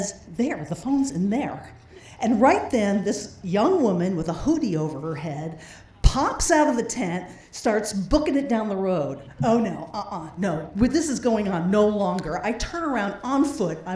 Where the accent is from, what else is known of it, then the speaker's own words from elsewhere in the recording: Idaho, United States; We're from Idaho.